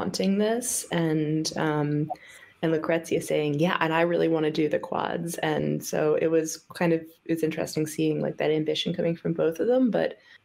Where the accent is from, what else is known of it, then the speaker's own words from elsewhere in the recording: United States; I'm saying this as an American